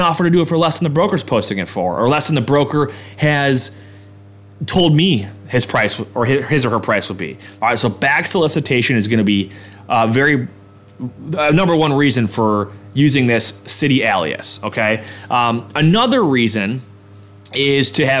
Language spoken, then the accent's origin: English; Orchard Park, New York, United States; That's my hometown, all right? Suburb of Buffalo